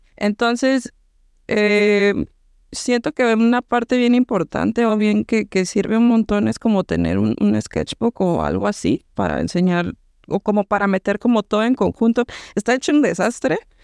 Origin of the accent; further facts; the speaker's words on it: Mexico; moved away as an adult; also born or lived in Cancún, Mexico; now in Montreal, Canada; Nadie y yo somos mexicanas de pues diferentes partes de México, una del sur, otra del centro